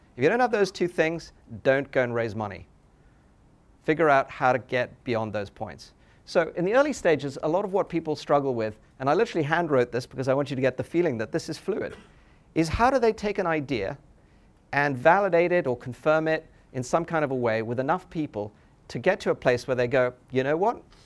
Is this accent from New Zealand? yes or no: no; England, United Kingdom; moved away; I grew up in England